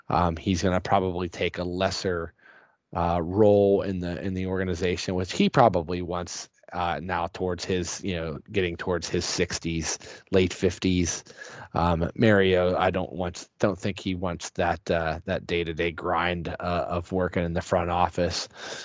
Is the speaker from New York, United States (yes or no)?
no; Boston, Massachusetts, United States; since we're from Boston and we are Bruins territory